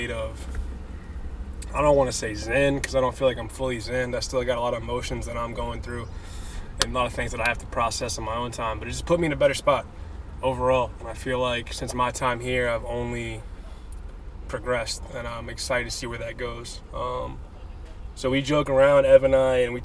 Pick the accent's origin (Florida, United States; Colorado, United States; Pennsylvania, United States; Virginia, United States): Virginia, United States; Richmond; moved away as an adult; also born or lived in New Hampshire; now in Tulsa, United States; But I was born and raised Richmond, Virginia. Lived there for 25 years of my life